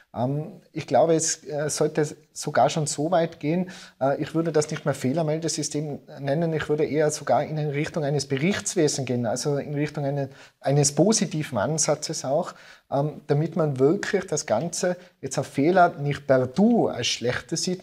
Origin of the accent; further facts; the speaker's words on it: Innsbruck, Tyrol, Austria; ins schöne Innsbruck, äh, in meine Heimat